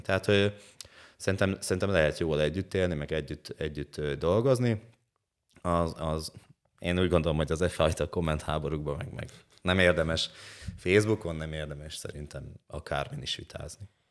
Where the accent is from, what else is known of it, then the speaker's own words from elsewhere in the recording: Hajdúböszörmény, Hajdú-Bihar, Hungary; also born or lived in Eger; Egerből, Egerből hazaköltöztem Böszörménybe